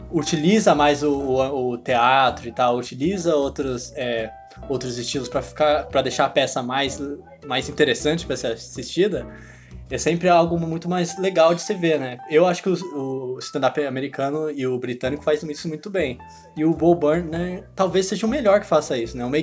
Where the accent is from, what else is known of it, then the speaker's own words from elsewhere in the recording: Canada; sou canadense, não, não estadunidense.